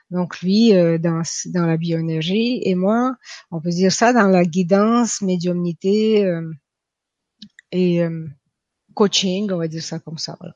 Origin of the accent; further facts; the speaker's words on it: Quebec City, Quebec, Canada; now in France; Je viens de Québec. Je vis en France, mais j'ai habité 20 ans au Québec. Vous allez entendre un petit accent euh, russe de temps en temps.